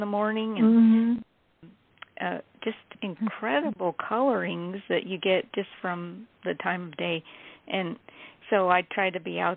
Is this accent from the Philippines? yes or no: yes; Philippines; moved away; I was born and raised in the Philippines